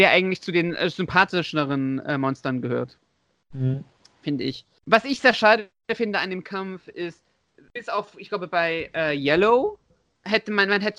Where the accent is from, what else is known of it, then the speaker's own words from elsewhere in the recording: Leipzig, Saxony, Germany; born there; Das ist übrigens gebürtiger Leipziger, sehe ich gerade. Haha, genauso wie ich.